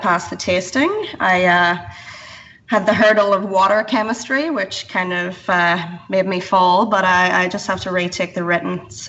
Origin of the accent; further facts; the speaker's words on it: Ireland; First of all, thank you for recognising that I'm not from Canada, like most Australians.